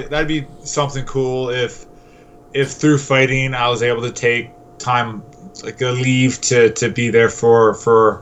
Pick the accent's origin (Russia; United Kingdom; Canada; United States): Canada; Newfoundland and Labrador; now in Victoria, Canada; I'm from Newfoundland, so I got a lot of family there.